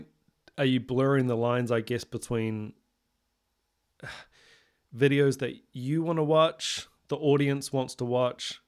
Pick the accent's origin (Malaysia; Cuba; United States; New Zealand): New Zealand; Coming, you know, from somewhere like New Zealand, which is very small